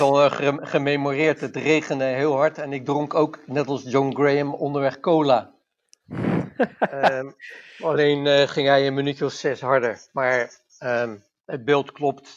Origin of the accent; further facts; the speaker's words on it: Westland, South Holland, Netherlands; Ik kwam nog wel uit het Westland